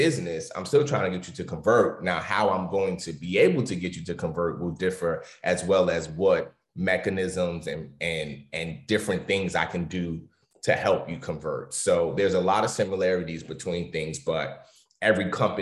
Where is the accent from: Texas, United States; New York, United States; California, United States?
New York, United States; New York City; I grew up in New York City, which is one of the culture capitals of the world.